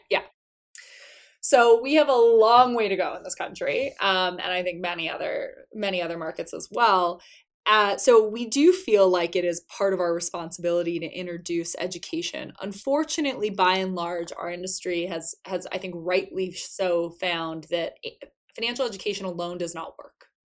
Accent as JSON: {"language": "English", "region": "South Florida", "country": "United States", "tie": "born or raised there", "said": "I grew up in South Florida"}